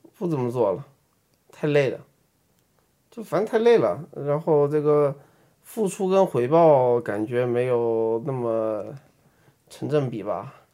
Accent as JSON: {"language": "Chinese", "region": "Beijing", "country": "China", "accent": "Beijing accent (北京腔)", "said": "我们就上班儿，在那个北京上班儿"}